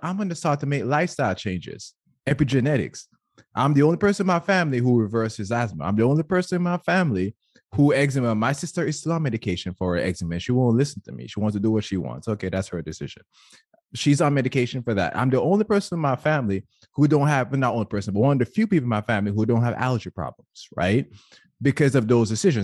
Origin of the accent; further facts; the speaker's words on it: Jamaica; Growing up in Jamaica